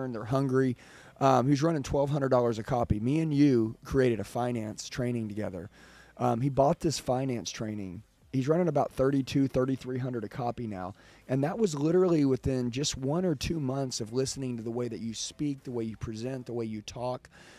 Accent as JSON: {"language": "English", "region": "California", "country": "United States", "said": "I've had a lot of dealers, they've asked me, where are you from? When I say California, they're like, yeah, I'm sending three."}